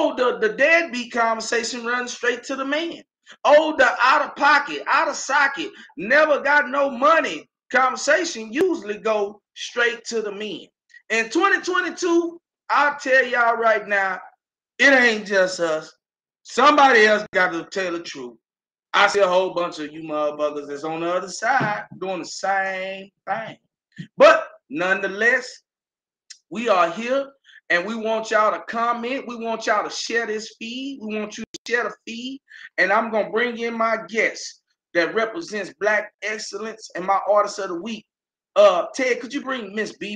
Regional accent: Austin, Texas, United States; I'm from Austin

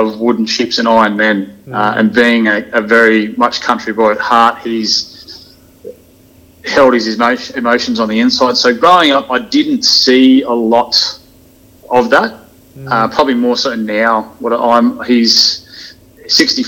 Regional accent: country New South Wales, Australia; also born or lived in Coonabarabran / Walgett / Tamworth; I am a country boy originally, born in Coonabarabra in country New South Wales

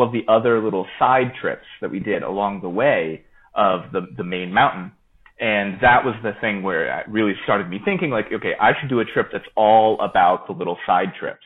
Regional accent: Florida, United States; I'm originally from Florida

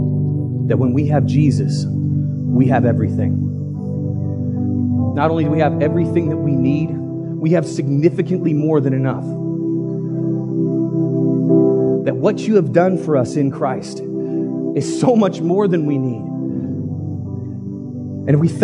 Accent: United States; we're American

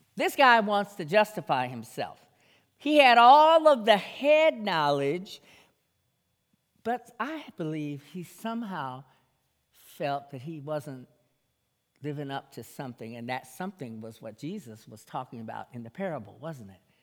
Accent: Jamaica; moved away; my home, my home country, Jamaica

